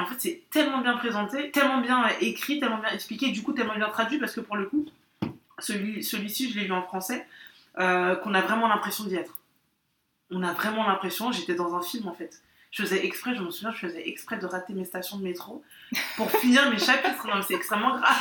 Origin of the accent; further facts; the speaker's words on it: France; moi j'ai grandi en France